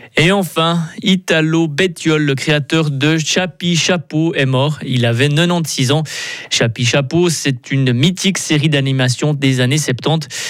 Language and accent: French; Switzerland; chez nous, en Suisse